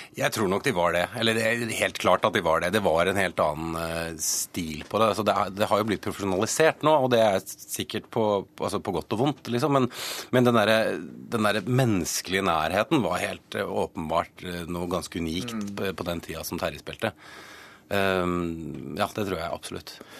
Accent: Northern Norway, Norway; moved away; also born or lived in Vålerenga, Oslo; jeg har vokst opp utenby, jeg har vokst opp i Nord-Norge

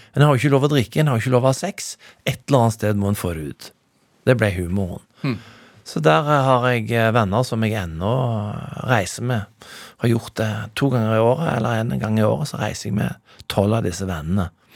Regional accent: Stavanger, Rogaland, Norway; now in Bergen, Norway; jeg er oppvokst i Stavanger

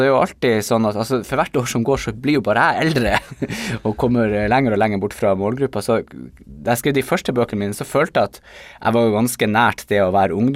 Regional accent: Nordland, Norway; accent: Bodø dialect; now in Tromsø, Norway; min dialekt som jo er Bodø-dialekter, som etter hvert er blitt litt utvanna av en god del år eh, som jeg har bodd i Tromsø.

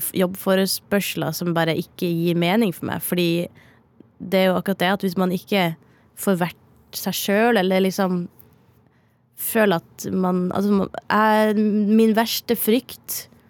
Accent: Northern Norway, Norway; accent: Northern Norwegian; moved away; jeg er nordlending

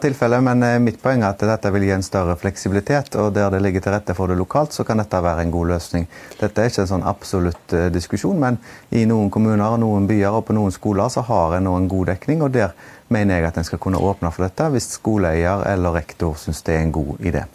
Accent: Haugesund, Rogaland, Norway; en skole i min hjemby Haugesund

